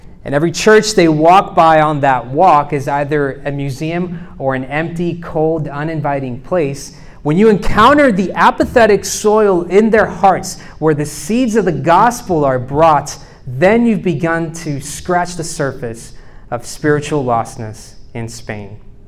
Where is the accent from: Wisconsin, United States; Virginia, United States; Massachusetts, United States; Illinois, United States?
Virginia, United States; Charlottesville; Even though I come from Charlottesville, I'm not of Charlottesville, so you know, let's just kind of leave that at that.